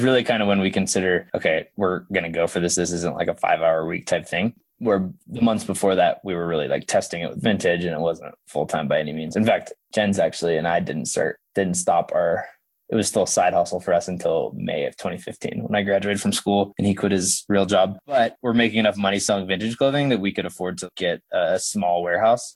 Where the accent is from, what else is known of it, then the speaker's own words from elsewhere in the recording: Oklahoma, United States; I grew up in Oklahoma